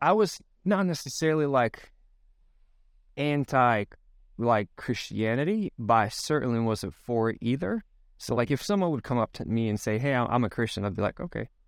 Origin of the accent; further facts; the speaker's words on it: Sweden; moved away as an adult; now in United States; I'm born and raised in Sweden, the country